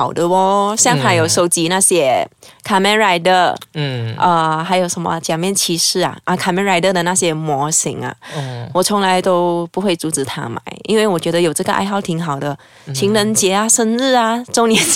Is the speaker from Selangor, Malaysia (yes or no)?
yes; southern Selangor, Malaysia; 对，跟我家乡不一样。我家乡在雪兰莪的南部。